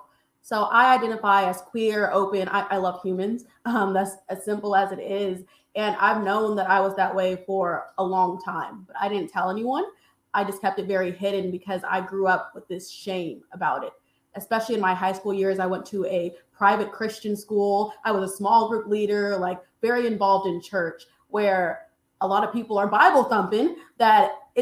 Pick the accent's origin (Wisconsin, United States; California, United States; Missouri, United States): Missouri, United States; I grew up in Missouri, so a red state